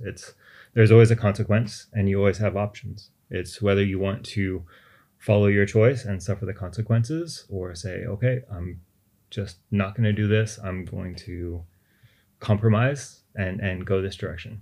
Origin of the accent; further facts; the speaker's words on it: Austin, Texas, United States; moved away as an adult; now in Beijing, China; I'm originally from Austin, Texas